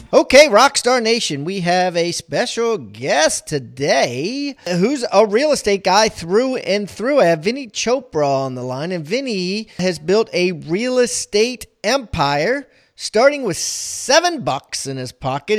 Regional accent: Maryland, United States; also born or lived in Columbia, Maryland; I grew up in Maryland

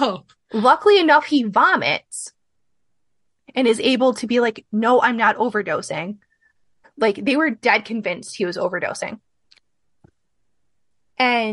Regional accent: Midwest, United States; I'm from the Midwest

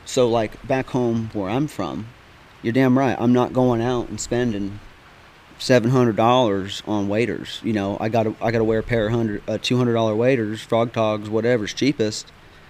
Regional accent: Palmer, Alaska, United States; now in North Carolina, United States; up in Alaska, man, you know, I was born and raised in Palmer, Matsuboro, which is about 60 miles north of Anchorage. You know, I've lived throughout other little cities and stuff in between.

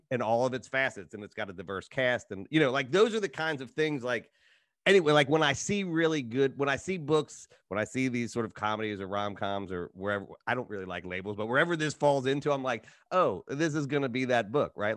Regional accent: Appalachia, United States; I'm from Appalachia

